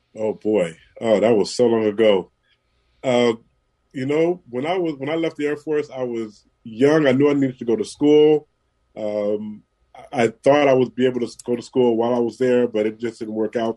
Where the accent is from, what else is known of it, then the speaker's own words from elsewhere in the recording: San Francisco, California, United States; Born and raised in San Francisco